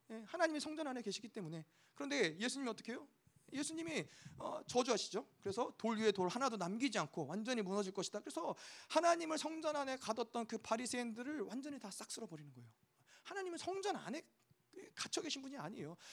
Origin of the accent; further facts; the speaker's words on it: South Korea; 우리가 어, 한국에서 왔으니까